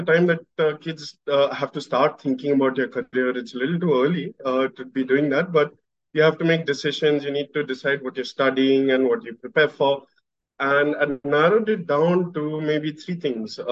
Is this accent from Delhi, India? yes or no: no; Pune, Maharashtra, India; I was born and brought up in Pune